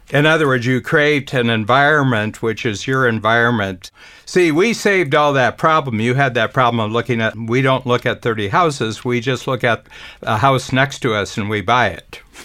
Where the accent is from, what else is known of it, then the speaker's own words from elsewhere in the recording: Cleveland, Ohio, United States; moved away; I grew up in Cleveland.